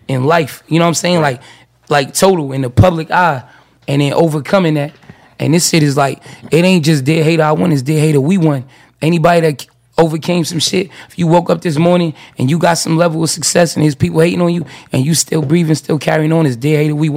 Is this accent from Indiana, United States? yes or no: no; New York, United States; I'm from New York